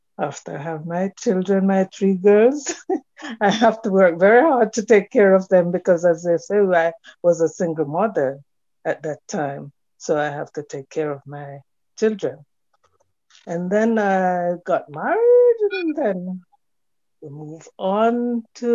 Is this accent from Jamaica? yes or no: yes; Jamaica; moved away; also born or lived in England; I'm Jamaican born.